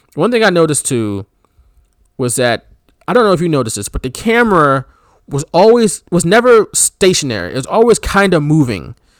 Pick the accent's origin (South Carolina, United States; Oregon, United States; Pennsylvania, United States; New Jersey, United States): Pennsylvania, United States; Philadelphia; we're from Philly